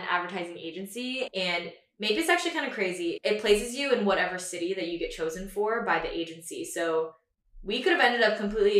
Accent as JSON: {"language": "English", "town": "Houston", "region": "Texas", "country": "United States", "tie": "born or raised there", "also_born_or_lived": "Austin, Texas", "moved": "as an adult", "lives_now": "New York, United States", "said": "So I'm from Houston, Texas, born and raised, and I attended the University of Texas at Austin, hook 'em horns."}